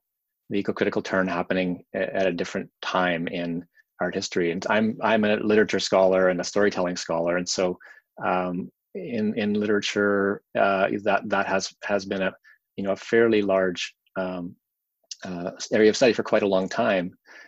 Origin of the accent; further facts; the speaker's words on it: Saskatchewan, Canada; also born or lived in Toronto / Vancouver; now in Winnipeg, Canada; I'm in Winnipeg right now, which is where I made my home after growing up in Saskatchewan and spending time in Toronto and Vancouver before that, before I came here.